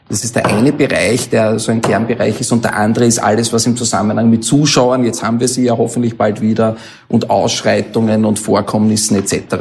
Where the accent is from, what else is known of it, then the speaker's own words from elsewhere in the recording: Mödling, Lower Austria, Austria; wir kommen aus Mödling und mein, mein Elternhaus ist in Mödling und da habe ich also von klein auf gespielt